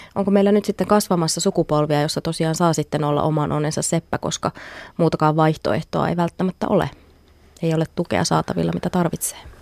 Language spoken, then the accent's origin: Finnish; Finland; Me suomalaiset